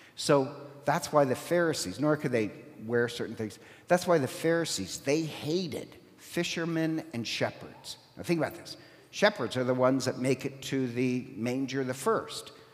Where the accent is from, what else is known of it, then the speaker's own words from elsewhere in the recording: Ireland; I'm Irish